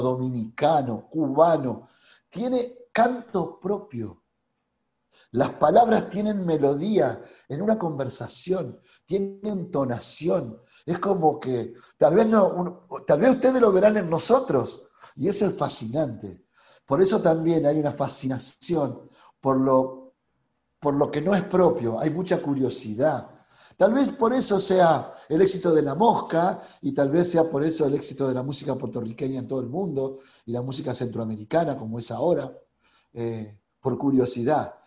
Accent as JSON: {"language": "Spanish", "country": "Argentina", "accent": "Argentine", "said": "nuestro tono, bien argentino"}